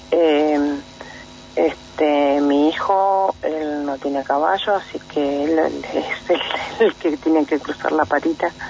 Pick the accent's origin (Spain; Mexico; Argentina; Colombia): Argentina; Cuyín Manzano, Neuquén; born or raised there